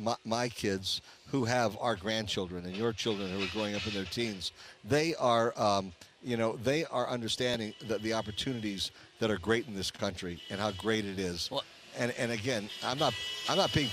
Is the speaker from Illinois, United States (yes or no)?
yes; Chicago, Illinois, United States; now in Las Vegas, United States; My dad grew up in Chicago. So, I was born in Chicago